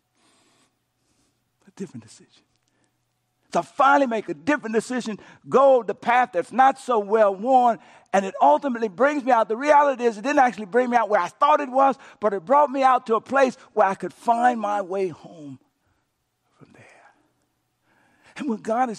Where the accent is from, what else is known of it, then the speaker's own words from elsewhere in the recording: Coushatta, Louisiana, United States; I grew up in Coushatta, Louisiana